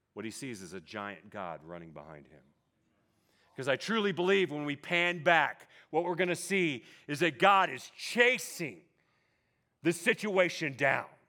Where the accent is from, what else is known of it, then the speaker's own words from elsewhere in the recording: California, United States; moved away as an adult; also born or lived in Oklahoma; I grew up in California, like you guys